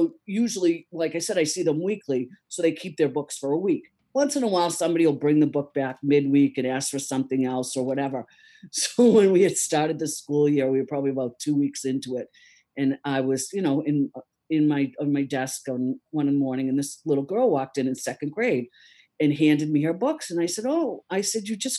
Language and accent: English; Easton, United States; I grew up in Easton